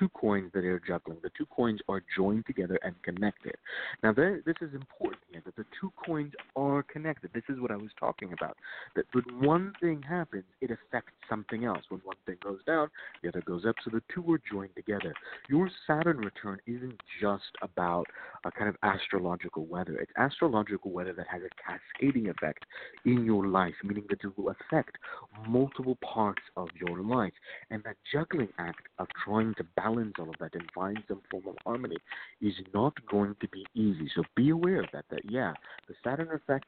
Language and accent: English; Virginia, United States; I am from Virginia